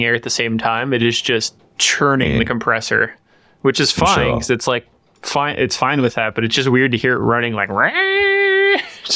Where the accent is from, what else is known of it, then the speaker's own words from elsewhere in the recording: Nebraska, United States; near my hometown, in Nebraska.